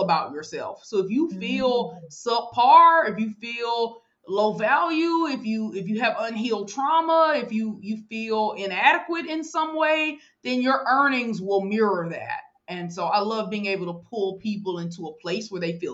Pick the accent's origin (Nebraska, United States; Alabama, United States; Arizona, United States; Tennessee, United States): Alabama, United States; Mobile; born or raised there